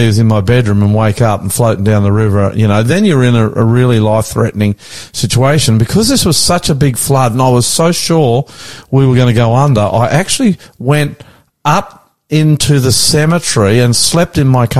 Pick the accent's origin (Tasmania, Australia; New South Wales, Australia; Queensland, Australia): New South Wales, Australia; Sydney; I'm the Aussie Pastor. Welcome to our program. From a fairly sunny today, northwest Sydney.